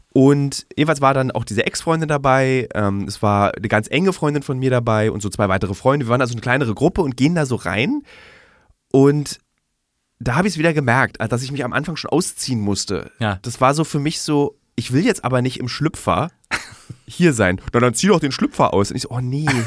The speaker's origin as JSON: {"language": "German", "region": "Berlin", "country": "Germany", "said": "in Berlin als Berliner"}